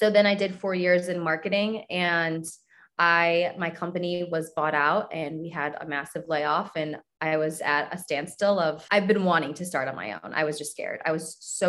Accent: Cleveland, Ohio, United States; I grew up in Cleveland.

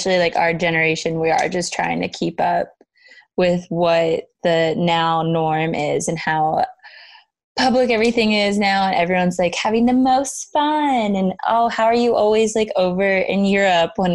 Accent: Louisiana, United States; I'm from Louisiana, and some of my friends in pharmacy school in Louisiana

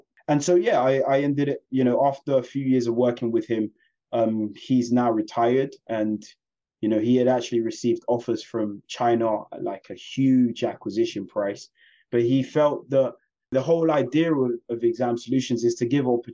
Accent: London, United Kingdom; I was born and raised in West London.

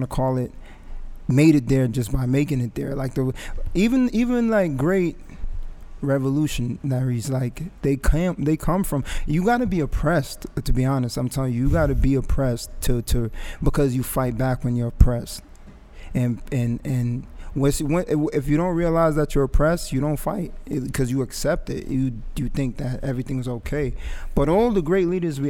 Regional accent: Englewood, New Jersey, United States; also born or lived in Jamaica; I grew up in Inglewood

